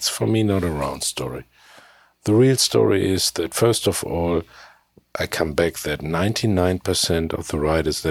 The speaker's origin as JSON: {"language": "English", "country": "Germany", "second_language": "English", "said": "my English, I'm from Germany, it's not good enough."}